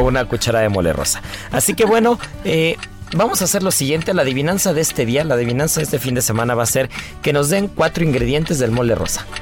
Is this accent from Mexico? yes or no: yes; Mexico; no solamente los cocineros y como cocineros, sino también como mexicanos